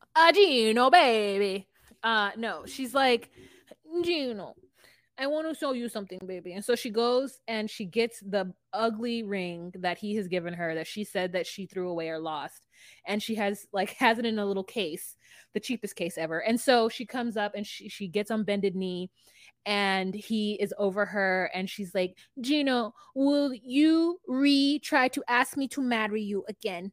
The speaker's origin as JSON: {"language": "English", "region": "Southern California", "country": "United States", "said": "I'm from California"}